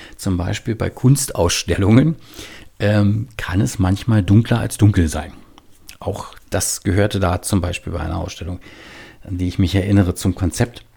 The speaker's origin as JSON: {"language": "German", "region": "Berlin", "country": "Germany", "moved": "yes", "lives_now": "Bremen, Germany", "said": "lebe in Bremen, aber ich komme eigentlich aus Berlin und manchmal hört man das auch"}